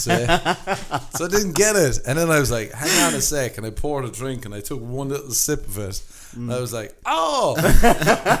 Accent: Ireland; moved away; growing up in Ireland.

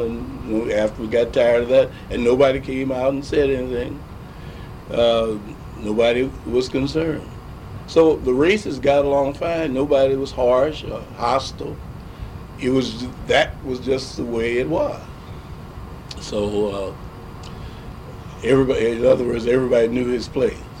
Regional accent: St. Louis, Missouri, United States; growing up in St. Louis as a black youngster

